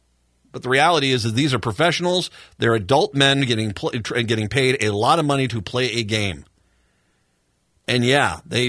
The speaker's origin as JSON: {"language": "English", "region": "Rhode Island", "country": "United States", "tie": "born or raised there", "said": "I grew up in Rhode Island in the 1970s."}